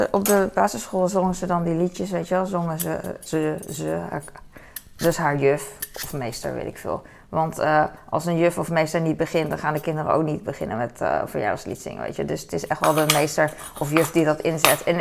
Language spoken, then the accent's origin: Dutch; Hong Kong; accent: Hong Kong Chinese; Dutch is a second language; En Peking klinkt meer als mijn accent. Mijn accent is uh, Hongkong Chinees accent.